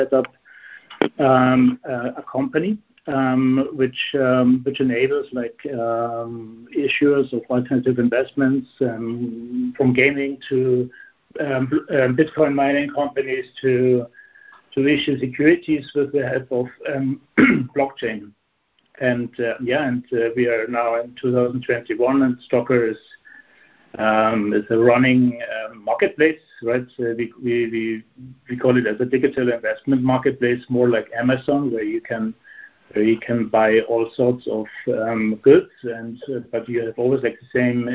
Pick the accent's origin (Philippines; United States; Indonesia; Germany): Germany; Munich, Bavaria; moved away as an adult; now in Luxembourg; Originally, I'm from Munich. That's south of Germany. It's in Bavaria